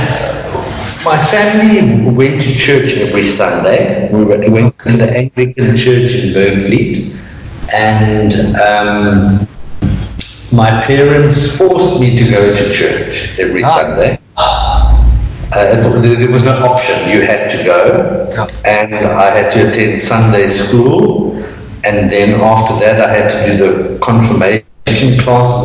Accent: Cape Town, Western Cape, South Africa; I am born and bred in Cape Town

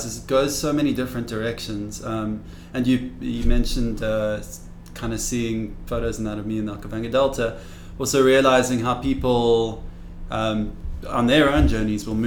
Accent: Cape Town, Western Cape, South Africa; I grew up in Cape Town

